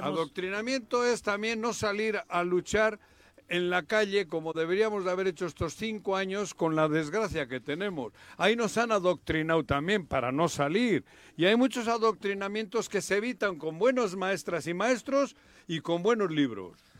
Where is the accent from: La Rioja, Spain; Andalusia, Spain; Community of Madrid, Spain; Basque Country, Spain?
Basque Country, Spain; Bilbao; now in Mexico; que soy mexicano nacido en Bilbao